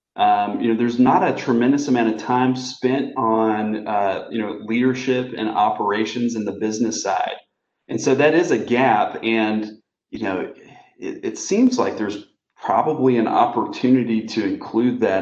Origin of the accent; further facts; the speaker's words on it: Kinston, North Carolina, United States; I grew up in a small town in North Carolina called Kinston